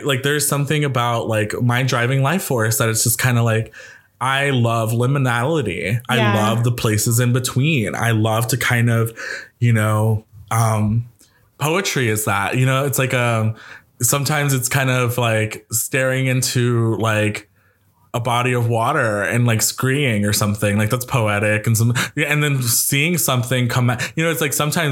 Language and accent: English; New York, United States; I'm a New Yorker